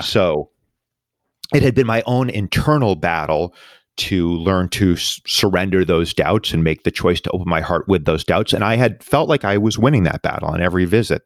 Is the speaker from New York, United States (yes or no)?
yes; New York, United States; my hometown, New York